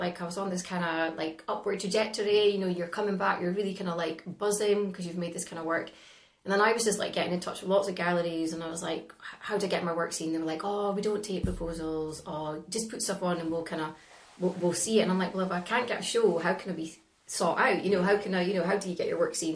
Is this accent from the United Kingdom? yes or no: yes; northeast of Scotland, United Kingdom; also born or lived in London; how could you possibly be successful from the northeast of Scotland